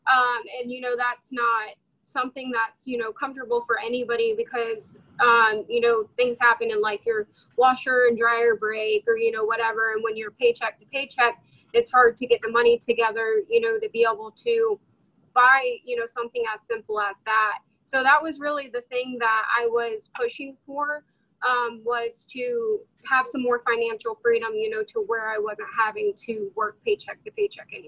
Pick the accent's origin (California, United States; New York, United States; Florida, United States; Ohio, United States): Florida, United States; um, I'm from Florida as Ali said